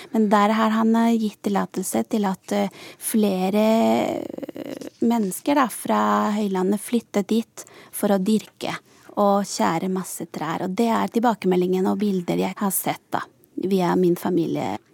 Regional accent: Santa Cruz de la Sierra, Santa Cruz, Bolivia; moved away as an adult; also born or lived in Sarpsborg, Norway; now in Norway; jeg kommer fra Santa Cruz, og da er det lavlandet

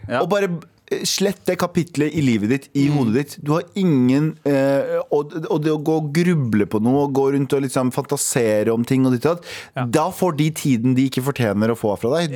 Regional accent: Mysen, Østfold, Norway; jeg er fra Mysen

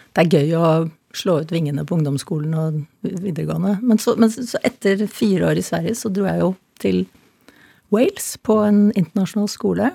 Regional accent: Norway; jeg meldte meg selvfølgelig som nordmann

